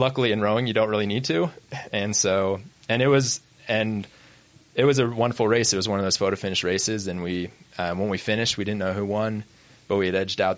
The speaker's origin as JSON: {"language": "English", "region": "Idaho", "country": "United States", "tie": "born or raised there", "also_born_or_lived": "New York", "moved": "as an adult", "said": "I grew up in Idaho."}